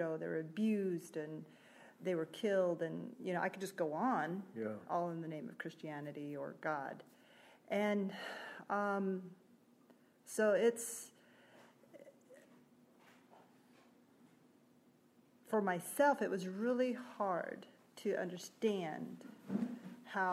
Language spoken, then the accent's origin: English; Wind River Indian Reservation, Wyoming, United States; I grew up in Wind River Indian Reservation, Wyoming